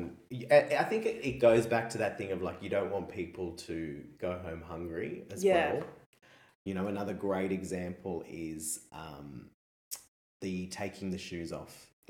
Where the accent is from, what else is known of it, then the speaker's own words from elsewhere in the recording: Australia; We're Australian primarily, but yourself Korean, me Italian.